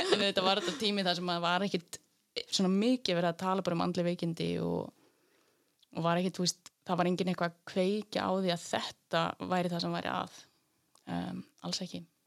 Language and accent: Icelandic; Laugar, Northeastern Region, Iceland; moved away as an adult; also born or lived in Reykjavík; ég er frá laugum í Reykjadal mm -hmm. En ég ólst upp í Reykjavík handli á tíu ára